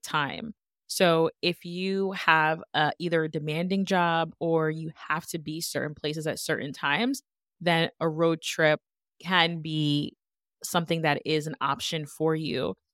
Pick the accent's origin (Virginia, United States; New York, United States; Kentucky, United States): New York, United States; now in Connecticut, United States; originally from New York